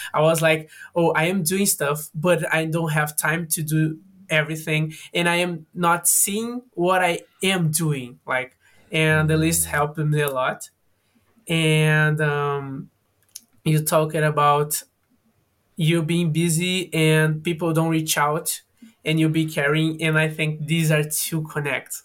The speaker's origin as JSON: {"language": "English", "town": "Fortaleza", "region": "Ceará", "country": "Brazil", "second_language": "English", "moved": "yes", "lives_now": "São Paulo, Brazil", "said": "I'm from Brazil. I am from a city that is on the northwest northeast from Brazil, that is Fortaleza on Ceará. But now I am living on São Paulo"}